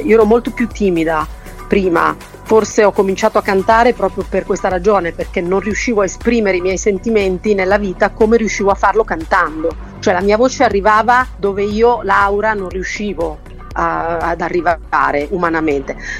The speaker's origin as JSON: {"language": "Italian", "town": "Milan", "region": "Lombardy", "country": "Italy", "also_born_or_lived": "Lagonegro", "moved": "as an adult", "said": "io sono di Milano"}